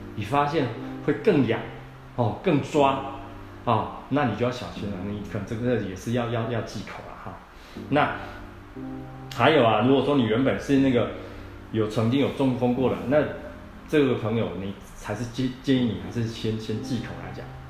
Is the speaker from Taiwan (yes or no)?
yes; central Taiwan, Taiwan; 我们台湾人